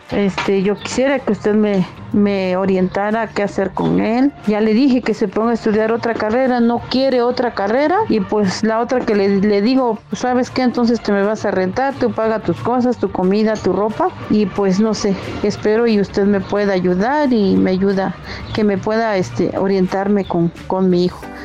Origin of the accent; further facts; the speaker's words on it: Tlaxiaco, Oaxaca, Mexico; soy de Tlajeaco, Oaxaca.